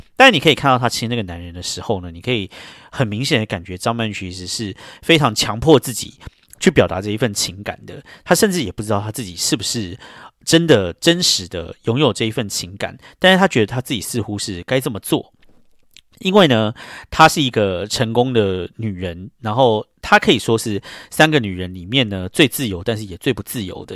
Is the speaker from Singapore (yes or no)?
no; Taiwan; moved away as an adult; now in New York, United States; 我们这种台湾土狗